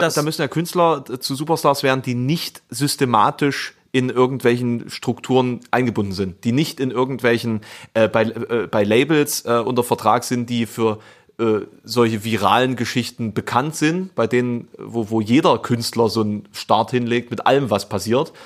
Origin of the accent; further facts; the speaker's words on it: East Germany, Germany; ich komme aus dem Osten